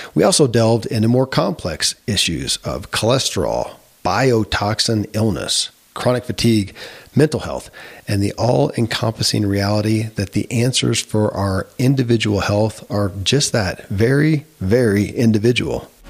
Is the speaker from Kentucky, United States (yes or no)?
yes; Kentucky, United States; born or raised there; moved away as an adult